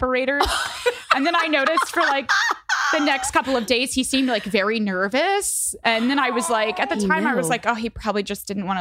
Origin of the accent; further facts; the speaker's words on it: Midwest, United States; I'm from the Midwest